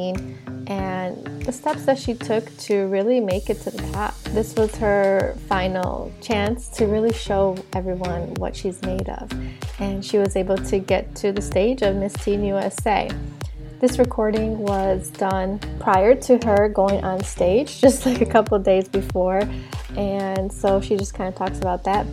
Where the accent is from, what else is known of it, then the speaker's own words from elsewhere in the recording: Kosovo; I'm from Kosovo.